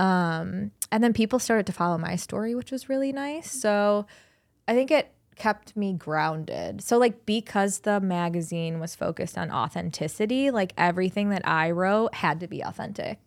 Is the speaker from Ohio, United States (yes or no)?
yes; Cleveland, Ohio, United States; also born or lived in Columbus, Ohio; I was born and bred in Cleveland. My family's here